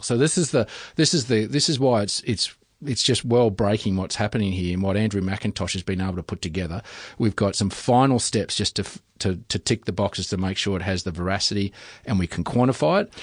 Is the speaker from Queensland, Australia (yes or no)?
yes; Western Queensland, Australia; I come from Western Queensland